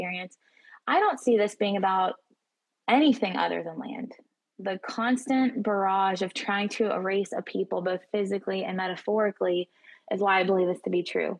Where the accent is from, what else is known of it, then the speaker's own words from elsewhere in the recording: United States; We were born and raised in the United States